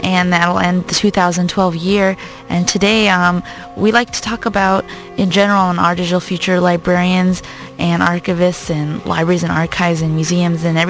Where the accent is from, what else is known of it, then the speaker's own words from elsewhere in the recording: Long Beach, California, United States; I'm from Long Beach here on the West Coast.